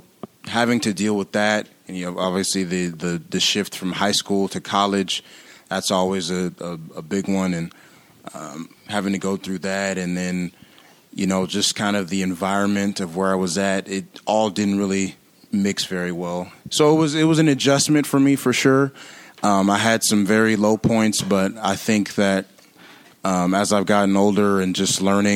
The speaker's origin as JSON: {"language": "English", "town": "San Diego", "region": "California", "country": "United States", "also_born_or_lived": "Louisiana", "moved": "yes", "lives_now": "St. Paul, United States", "said": "I'm from San Diego, actually, California"}